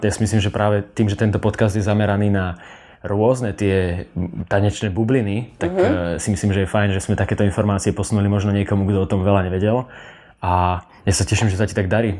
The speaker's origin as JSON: {"language": "Slovak", "country": "Slovakia", "said": "Prečo sme my Slováci takíto?"}